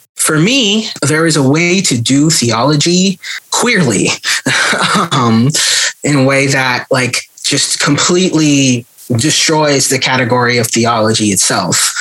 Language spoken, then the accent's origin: English; California, United States; born or raised there; moved away